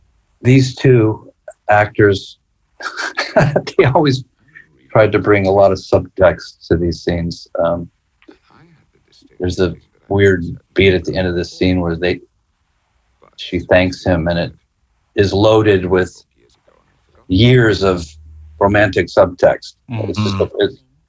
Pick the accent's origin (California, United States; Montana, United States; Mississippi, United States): Montana, United States; Bozeman; named after my hometown